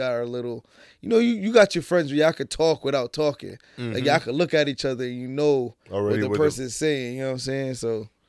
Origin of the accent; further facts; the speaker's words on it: Jamaica; I'm Jamaican. Every Jamaican family got a sound. Mm-hmm. I was born into the sound.